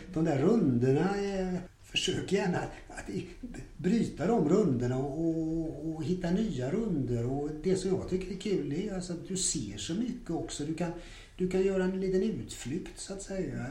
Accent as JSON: {"language": "Swedish", "town": "Gothenburg", "region": "Västra Götaland", "country": "Sweden", "tie": "born or raised there", "said": "jag är ju då född och uppvuxen i Göteborg"}